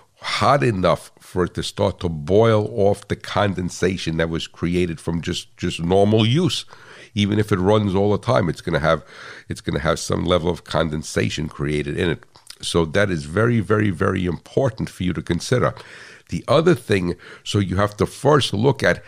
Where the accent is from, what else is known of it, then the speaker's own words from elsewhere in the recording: United States; I'm American